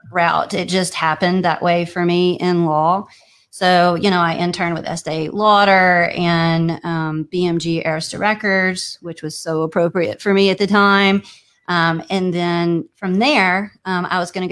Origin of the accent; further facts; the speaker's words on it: Louisiana, United States; accent: Louisiana; moved away as an adult; also born or lived in New York; now in Dallas, United States; Originally from Louisiana